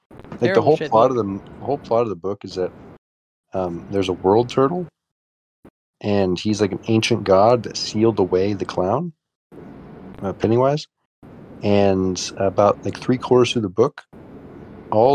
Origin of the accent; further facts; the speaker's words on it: United States; I'm American